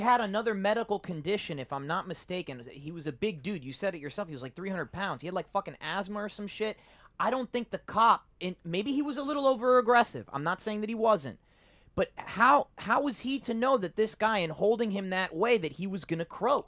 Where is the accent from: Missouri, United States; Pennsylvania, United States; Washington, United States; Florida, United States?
Florida, United States; Miami; my parents are Cuban. I was born in Miami